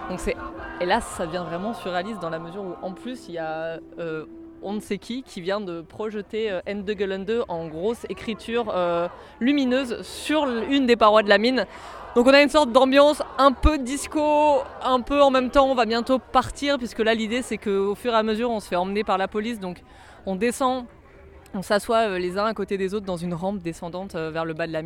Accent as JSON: {"language": "French", "town": "Paris", "region": "Île-de-France", "country": "France", "said": "je viens de Paris."}